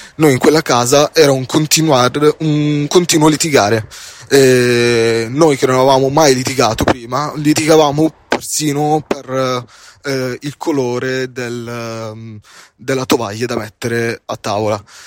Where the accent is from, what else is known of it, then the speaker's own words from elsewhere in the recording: Palermo, Sicily, Italy; in siciliano perché io sono palermitano